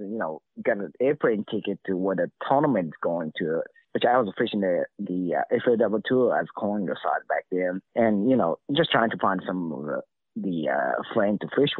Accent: Lake Biwa, Shiga, Japan; English is a second language; we're from different part of the country. So he's grown up in the little canal in Elizabeth, and I grew up in Lake Biwa.

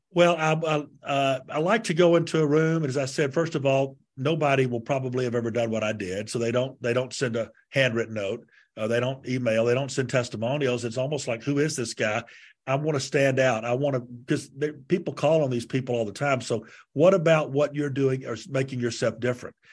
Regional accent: Montgomery, Alabama, United States; my hometown, Montgomery, Alabama, asked me to lead the mayor's prayer breakfast

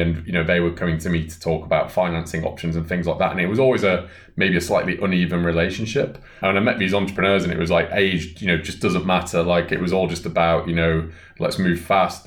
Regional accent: Bolton, North West England, United Kingdom; my hometown of Bolton

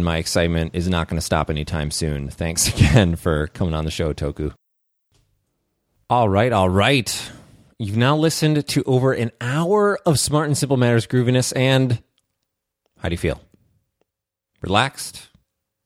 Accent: Minnesota, United States; I'm Minnesotan. I'm practically Canadian.

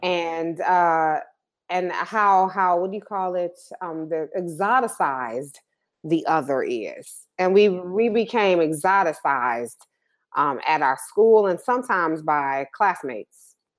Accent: Detroit, Michigan, United States; also born or lived in Ann Arbor, Michigan; growing up in Detroit

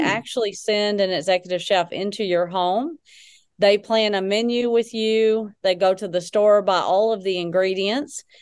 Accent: Texarkana, Arkansas, United States; moved away as an adult; also born or lived in Little Rock, Arkansas / Hot Springs, Arkansas; So, native Arkansan. So, I grew up in Texarkana, so southwest Arkansas.

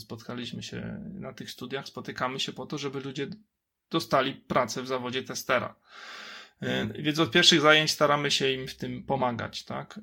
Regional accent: Kraków, Lesser Poland, Poland; jestem z Krakowa

